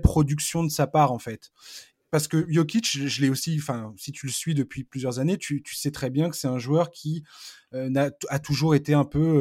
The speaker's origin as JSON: {"language": "French", "area": "Breton", "region": "Brittany", "country": "France", "said": "je suis pas normand, je suis breton"}